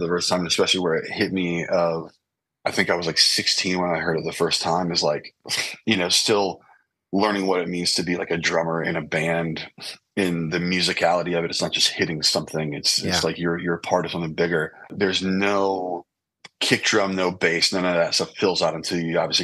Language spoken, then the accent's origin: English; Lancaster, California, United States; growing up in Lancaster, California, in the desert